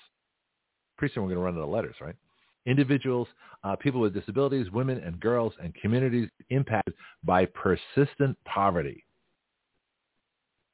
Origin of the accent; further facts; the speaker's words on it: Canada; now in Milton, United States; As a Canadian